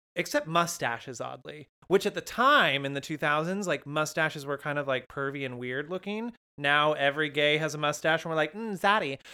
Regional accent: Windsor, California, United States; My hometown of Windsor, California is certainly not dead.

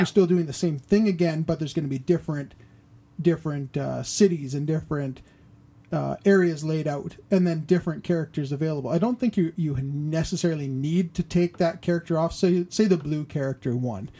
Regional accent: Canada; being Canadian

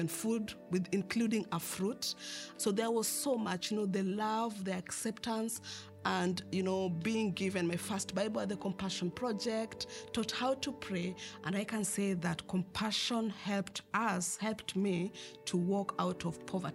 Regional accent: Kenya; I grew up in Karobangi slums, which is the third largest slums in Kenya.

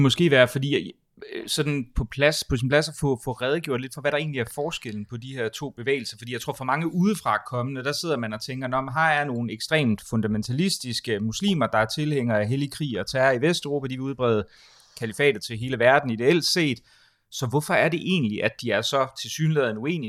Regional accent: Denmark; som, som dansker

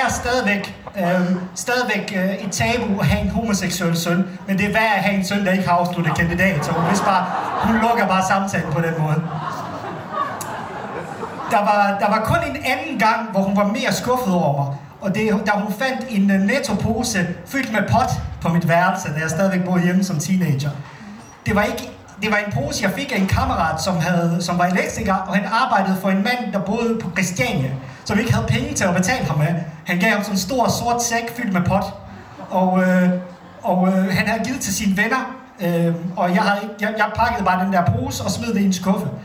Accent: Bosnia & Herzegovina; now in Denmark; Jeg kommer oprindeligt fra Bosnien

